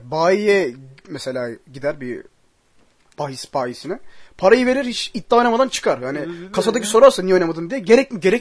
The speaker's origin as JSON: {"language": "Turkish", "country": "Turkey", "said": "Ve Türk'üz tabii ki her şeyden önce."}